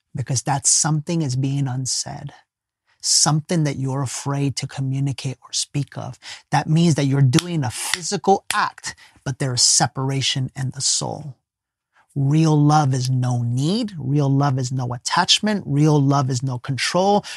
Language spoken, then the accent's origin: English; Ecuador; we're both from Ecuador